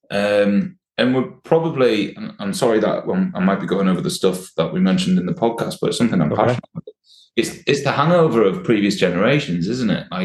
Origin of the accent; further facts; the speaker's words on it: Sheffield, Yorkshire and the Humber, United Kingdom; I well, I'm, I'm a Sheffield man.